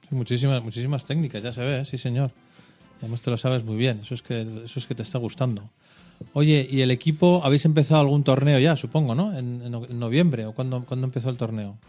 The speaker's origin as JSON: {"language": "Spanish", "town": "Bilbao", "region": "Basque Country", "country": "Spain", "tie": "born or raised there", "moved": "yes", "lives_now": "Logroño, Spain", "said": "Yo también de pequeño en Bilbao, me acuerdo, en casa ahí con mis padres y mis hermanos"}